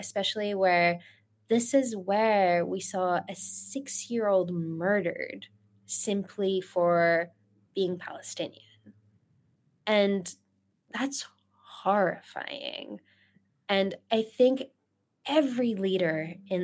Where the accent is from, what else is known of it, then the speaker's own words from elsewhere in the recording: Australia; moved away as an adult; also born or lived in Iran / Sydney, Australia; now in United States; I was in Sydney, Australia. I grew up in Australia. I was born in Iran, grew up in Australia, and moved to the U.S. Later in life